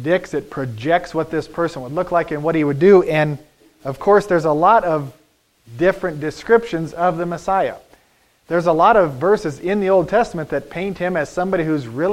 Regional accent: United States; as American Christians

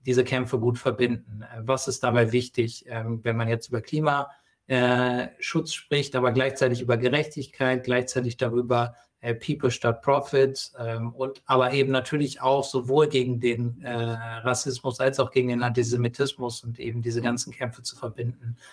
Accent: Hesse, Germany; Ich komme aus dem Nachbarort gebürtig.

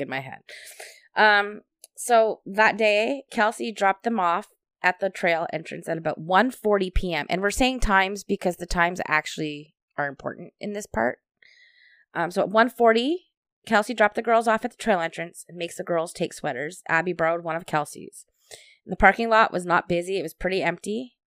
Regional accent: Hamilton, Ontario, Canada; we're from Hamilton

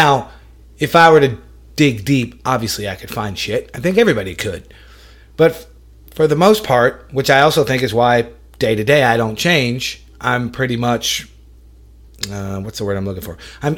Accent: Syracuse, New York, United States; I was born in Syracuse, New York.

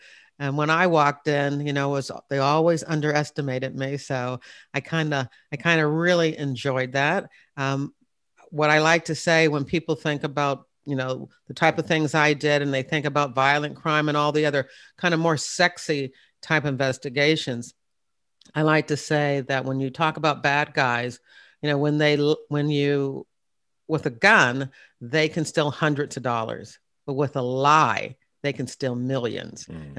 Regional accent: Hampton, Virginia, United States; I was in Newport News, Virginia. I'm from the Hampton area. I'm really an Air Force brat, but my father retired after 21 years at Langley Air Force Base, and we were in Hampton.

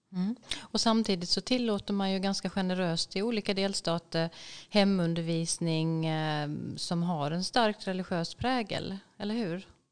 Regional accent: Sweden; som svensk som kommer från ett väldigt sekulärt samhälle

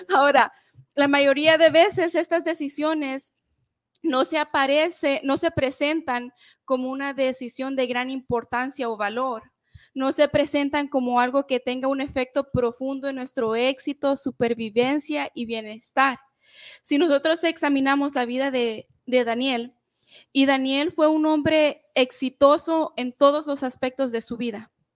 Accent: El Salvador; nosotros somos del Salvador

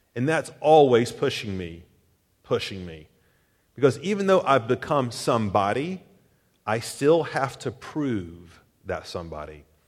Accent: Chattanooga, Tennessee, United States; moved away; my hometown, Chattanooga

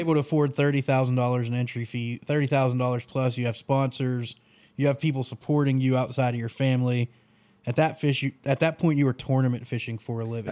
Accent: the North, United States; I'm from the North.

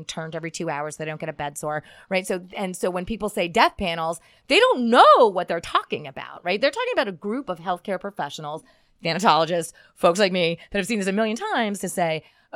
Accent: Schuylkill County, Pennsylvania, United States; moved away as an adult; also born or lived in Philadelphia, Pennsylvania / Connecticut / Denver, Colorado; I'm originally from Schuylkill County, Pennsylvania

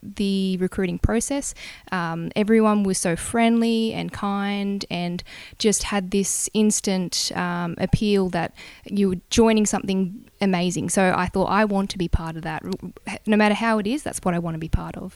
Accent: Bungendore, New South Wales, Australia; also born or lived in Canberra; I grew up in Bungendore in New South Wales, so small country town just out of Canberra.

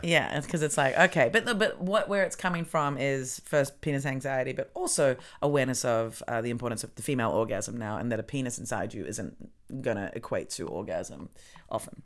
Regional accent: New Zealand; now in Germany

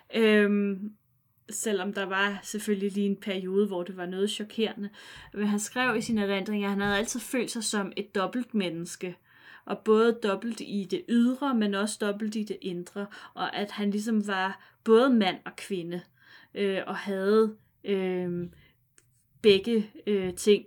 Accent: near Vridsløselille, Capital Region of Denmark, Denmark; Ikke så langt fra, hvor jeg er vokset op

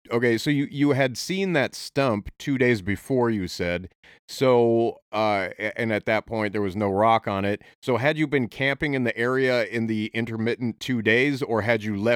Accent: Oregon, United States; born there; I was born in Oregon, but I didn't I didn't I haven't lived in the area much throughout my life

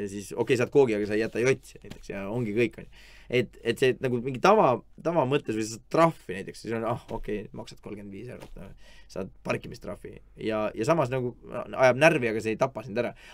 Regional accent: Estonia; et vabandust, et ma ei tea, kuidas need asjad käivad, ma olen lihtsalt Eestist, on ju.

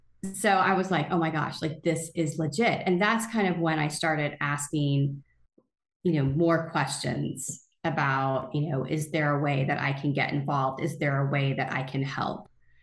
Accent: Oklahoma, United States; I grew up in Oklahoma.

